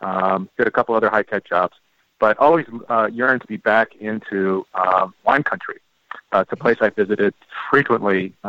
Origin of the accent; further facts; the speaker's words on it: San Francisco, California, United States; also born or lived in Napa Valley; Turned out to be our summer home, that we lived in San Francisco. We'd spend a good month or two almost every summer as I grew up in the Napa Valley.